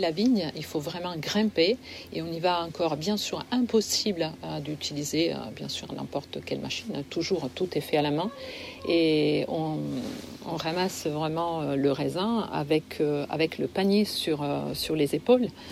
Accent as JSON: {"language": "French", "region": "Liguria", "country": "Italy", "moved": "yes", "lives_now": "France", "said": "je viens de Ligurie"}